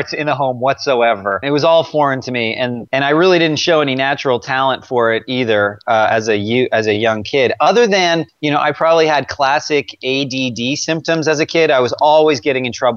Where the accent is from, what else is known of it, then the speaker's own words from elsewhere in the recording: Toronto, Ontario, Canada; moved away as an adult; now in United States; I was born in Toronto and grew up most of my life there, you know, till my early 20s